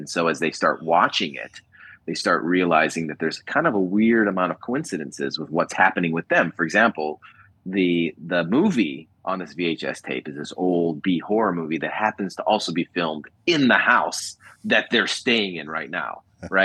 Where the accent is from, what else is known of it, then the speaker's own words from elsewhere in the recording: Los Angeles, California, United States; being here in my hometown